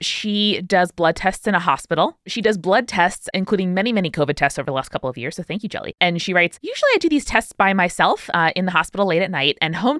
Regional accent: New Zealand; also born or lived in Philippines / Australia; I'm Filipino by birth, but grew up in New Zealand and Australia.

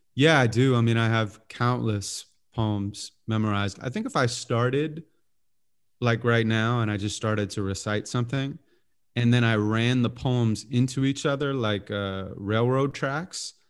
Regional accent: Santa Monica, California, United States; I was born and raised in Santa Monica

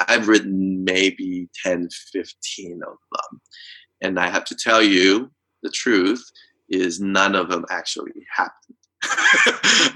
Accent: Taiwan; moved away; I grew up in Taiwan

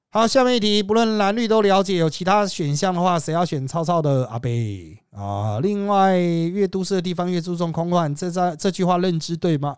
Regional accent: Miaoli County, Taiwan; 他是我苗栗那边的客家人

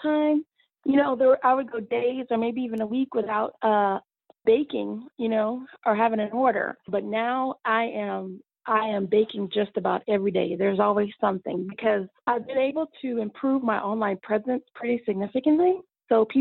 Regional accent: Austin, Texas, United States; also born or lived in Dallas, Texas; being here in all my hometown of, you know, the Austin Metroplex

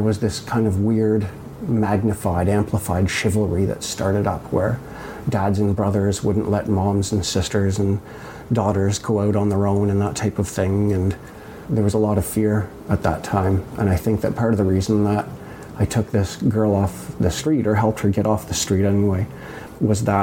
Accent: Toronto, Ontario, Canada; also born or lived in Winnipeg; I was in Winnipeg, and I was only there for a year. And then we moved down to the suburbs of Toronto, and that's where I grew up.

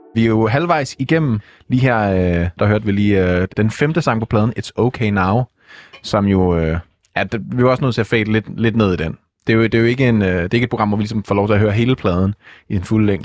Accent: Denmark; som dansker

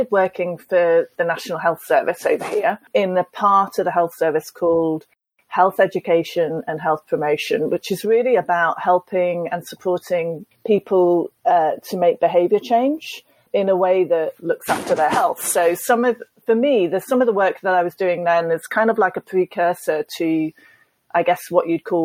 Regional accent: United Kingdom; being British

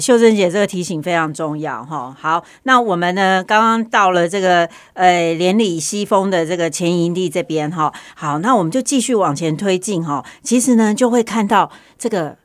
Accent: Taiwan; 我们台湾这边

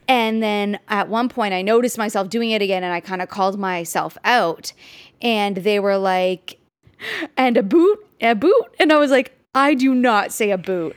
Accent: Canada

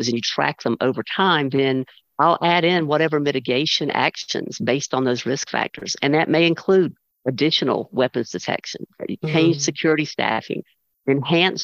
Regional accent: United States; I love being an American

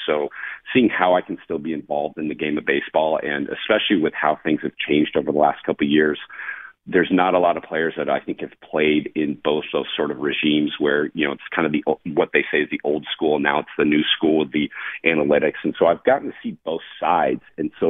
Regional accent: San Diego, California, United States; I was in San Diego, so it was kind of nice to be back in my hometown, see people that supported me for the last 20 to 25 years of kind of my career.

